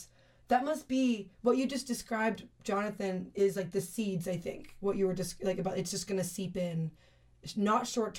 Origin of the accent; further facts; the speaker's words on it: Canada; but I'm a nice Canadian girl.